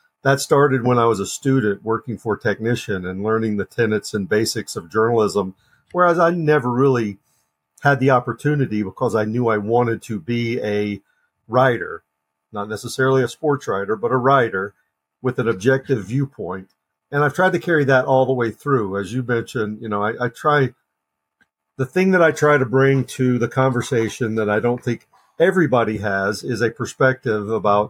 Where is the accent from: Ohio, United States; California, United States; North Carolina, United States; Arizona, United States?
North Carolina, United States; Lincoln County, western; I grew up in North Carolina, western part of the state. My formative years were watching David Thompson, Tommy Burleson, Monty Tau play basketball when I was a 9-year-old kid in Lincoln County, which is adjacent to Cleveland County